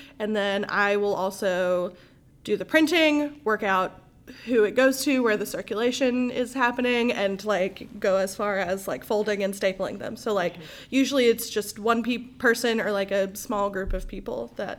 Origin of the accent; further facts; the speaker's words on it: Memphis, Tennessee, United States; moved away as an adult; now in Jackson, United States; that's what brought me to Jackson. I'm from Memphis originally.